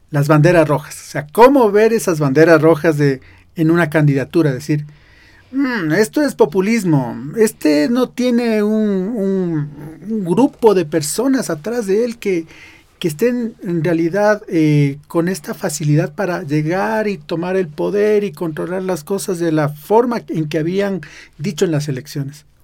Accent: Ecuador; ¿Qué vamos a hacer como sociedad ecuatoriana y como jóvenes?

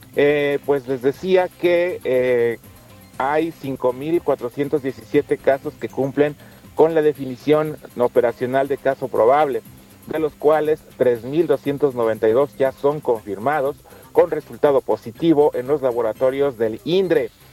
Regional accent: Mexico; todos somos mexicanos

